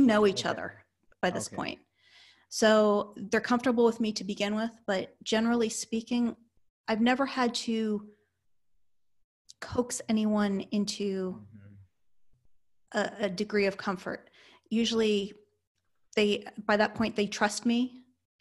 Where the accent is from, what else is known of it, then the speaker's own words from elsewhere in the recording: Northeast, United States; moved away; I come from the Northeast